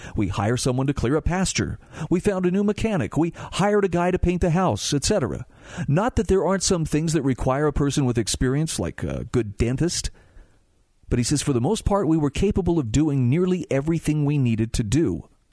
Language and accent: English; Utah, United States; my home state of Utah